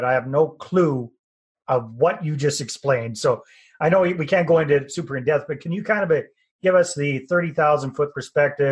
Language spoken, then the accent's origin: English; Canada